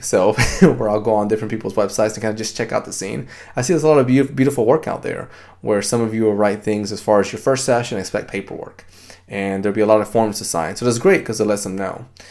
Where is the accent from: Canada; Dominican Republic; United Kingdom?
Dominican Republic; now in United States; I grew up in the Dominican Republic